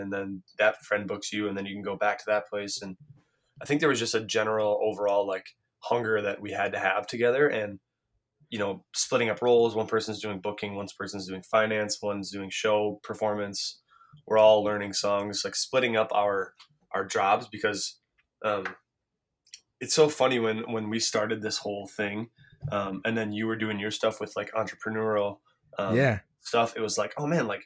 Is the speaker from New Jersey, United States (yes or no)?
no; Minneapolis, Minnesota, United States; growing up in Minneapolis